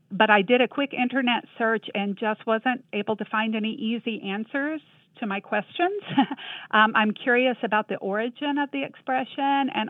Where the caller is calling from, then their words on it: Alabama, United States; I'm joined by my student Mara and we are calling from the University of North Alabama.